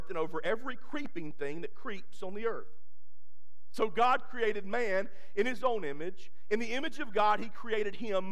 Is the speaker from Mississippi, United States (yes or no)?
yes; Crystal Springs, Mississippi, United States; I grew up in Crystal Springs, Mississippi, and we grew up in a parsonage beside our old church